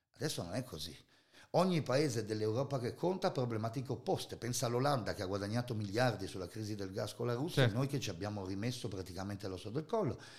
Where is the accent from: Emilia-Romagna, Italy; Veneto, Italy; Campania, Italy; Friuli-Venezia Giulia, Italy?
Friuli-Venezia Giulia, Italy; Sono friulano, terra di Loris Fortuna